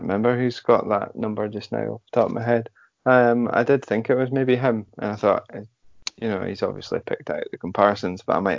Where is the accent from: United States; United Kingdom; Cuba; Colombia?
United Kingdom; we're British